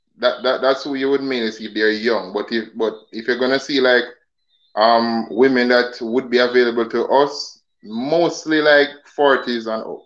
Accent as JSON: {"language": "English", "country": "Jamaica"}